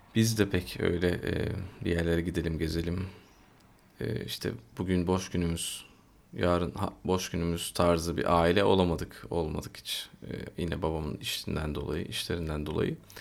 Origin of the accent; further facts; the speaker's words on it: Istanbul, Turkey; buradayız işte burada doğduk büyüdük